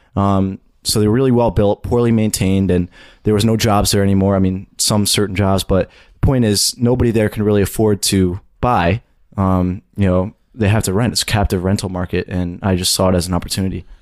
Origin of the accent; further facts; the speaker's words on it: suburbs of New York City, United States; I'm from the suburbs of New York City